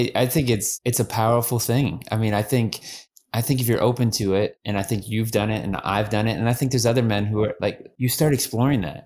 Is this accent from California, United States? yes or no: no; Erie, Pennsylvania, United States; moved away as an adult; now in Houston, United States; We're from Pennsylvania area, Erie, Pennsylvania.